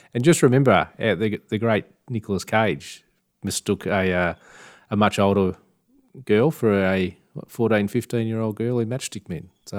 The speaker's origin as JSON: {"language": "English", "town": "Oakland", "region": "California", "country": "United States", "said": "I'm from Oakland."}